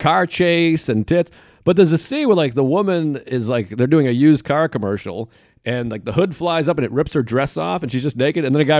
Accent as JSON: {"language": "English", "region": "New England", "country": "United States", "moved": "yes", "said": "I'm from New England, so we have all the oldest franchises."}